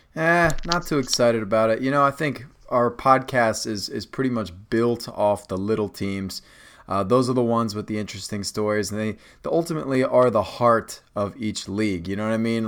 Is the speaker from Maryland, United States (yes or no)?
yes; Rockville, Maryland, United States; also born or lived in Potomac, Maryland; I'm from Rockville, Potomac